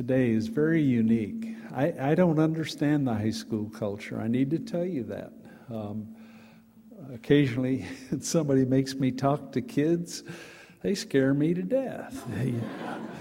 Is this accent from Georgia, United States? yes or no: no; Dallas, Texas, United States; I grew up in Dallas, Texas